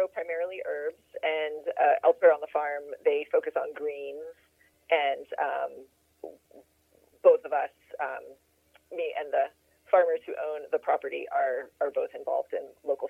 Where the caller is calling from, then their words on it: Frankfort, Kentucky, United States; I'm calling you from just outside Frankfort, Kentucky. Frankfort is the capital city of Kentucky, but it's actually one of the smallest capital cities in the U.S., and I live on a small farm.